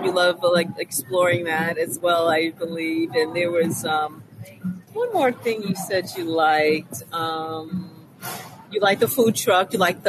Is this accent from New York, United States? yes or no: yes; New York, United States; No, it's my city, my hometown, where I grew up.